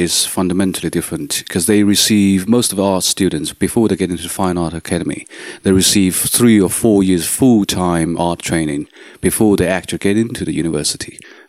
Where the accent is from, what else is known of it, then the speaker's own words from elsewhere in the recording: China; now in Netherlands; I was born in China.